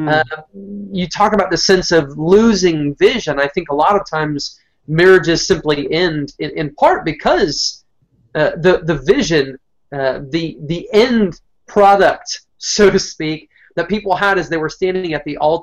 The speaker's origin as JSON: {"language": "English", "region": "Southeast Michigan", "country": "United States", "tie": "born or raised there", "moved": "yes", "said": "I grew up originally in Southeast Michigan"}